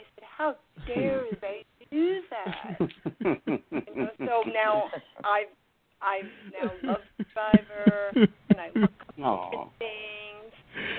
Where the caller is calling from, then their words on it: New York City, New York, United States; I'm calling from New York City.